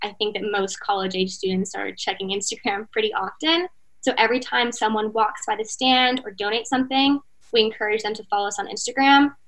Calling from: Miami, Florida, United States; I'm calling from Miami, Florida

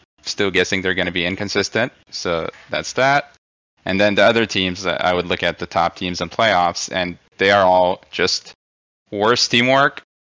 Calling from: Redmond, Washington, United States; I'm calling from Redmond, Washington.

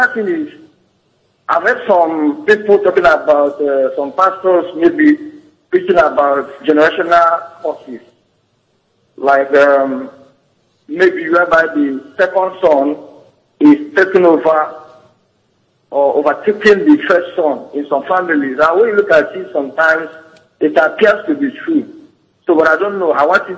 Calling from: Ondo, Nigeria; I'm calling from Ondo State. Good evening, sir.

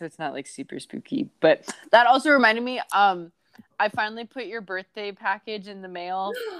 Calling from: Bettendorf, Iowa, United States; I am joining from the Quad Cities today, Bettendorf specifically.

